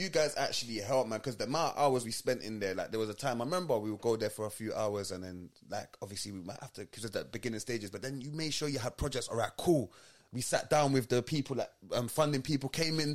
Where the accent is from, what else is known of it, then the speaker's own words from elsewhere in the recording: London, United Kingdom; also born or lived in Kennington; I'm living in Kenneton, but I'm coming from Tulsa